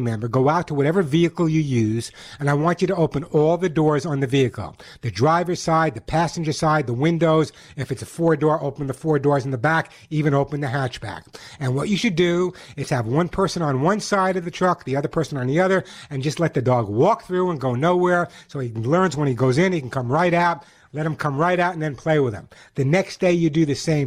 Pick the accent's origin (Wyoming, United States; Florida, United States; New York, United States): New York, United States; also born or lived in Cobleskill, New York; now in California, United States; I'm a New Yorker.